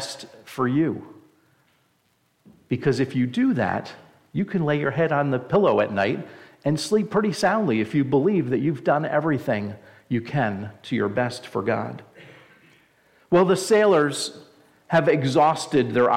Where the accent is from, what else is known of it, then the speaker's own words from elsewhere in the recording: New Jersey, United States; moved away; I'm originally from New Jersey, if you can't tell from my great accent